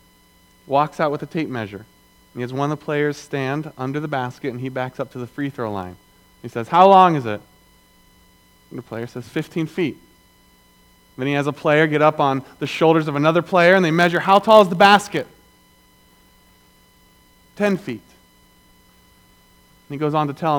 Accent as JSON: {"language": "English", "area": "the South", "region": "Southern United States", "country": "United States", "said": "I'm a Southerner"}